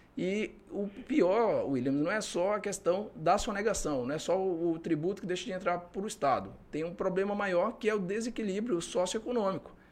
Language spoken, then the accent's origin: Portuguese; Manaus, Amazonas, Brazil; moved away as an adult; now in Acre, Brazil; sou de Manaus. É, vim para cá em, no ano de 2009 fazer o concurso